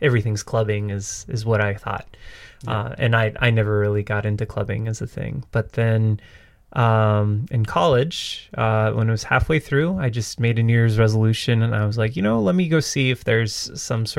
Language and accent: English; Southern California, United States; I'm from Southern California